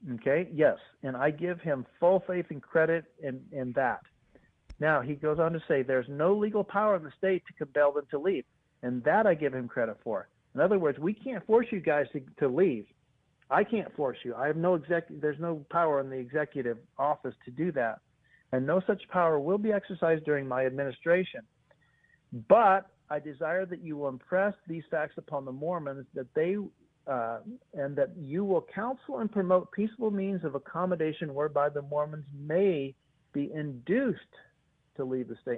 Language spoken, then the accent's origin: English; 90 miles north of Carthage, Iowa, United States; I was actually born and raised 90 miles north of this area. So I was born in on the Iowa side of the river.